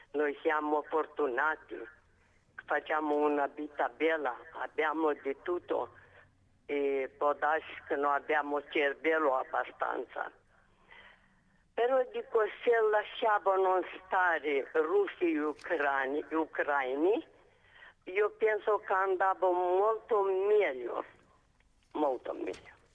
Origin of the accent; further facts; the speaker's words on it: Moldova; Italian is a second language; moved away as an adult; now in Padua, Italy; io sono moldava.